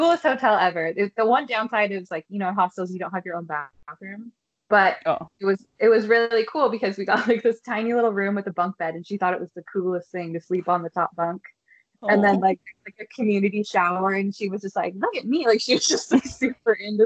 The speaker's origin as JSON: {"language": "English", "country": "United States", "said": "I'm from Washington"}